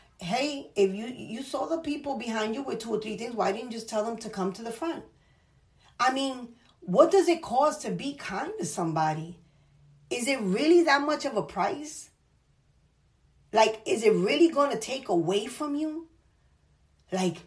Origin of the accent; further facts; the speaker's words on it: New York City, New York, United States; I'm from the Bronx